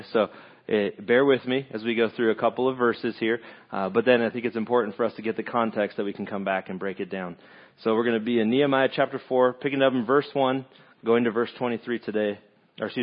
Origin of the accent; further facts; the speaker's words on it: California, United States; moved away as an adult; now in Lake of the Ozarks, United States; Originally from California